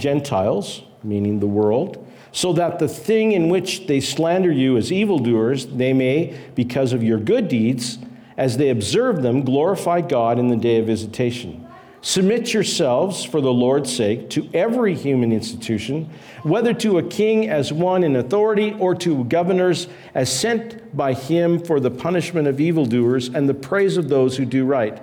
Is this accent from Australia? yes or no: no; Canada; My Canadian passport says that I am a Canadian